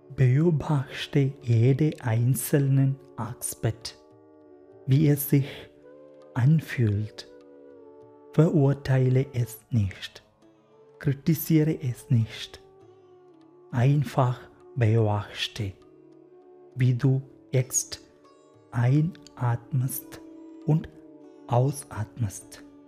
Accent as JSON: {"language": "German", "region": "Kerala", "country": "India", "tie": "born or raised there", "also_born_or_lived": "Freiburg, Germany", "second_language": "German", "moved": "as an adult", "lives_now": "Mannheim, Germany", "said": "Ich komme aus Kerala, aus Indien"}